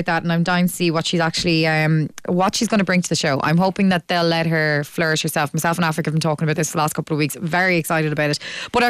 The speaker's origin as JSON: {"language": "English", "town": "Galway", "region": "Connacht", "country": "Ireland", "moved": "yes", "lives_now": "Dublin, Ireland", "said": "I'm from Galway, right? And I live in Dublin now"}